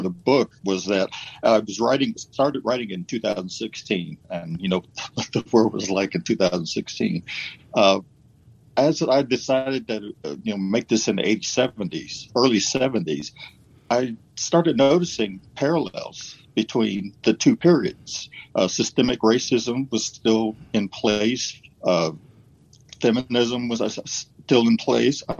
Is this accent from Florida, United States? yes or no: no; Ohio, United States; I grew up in Ohio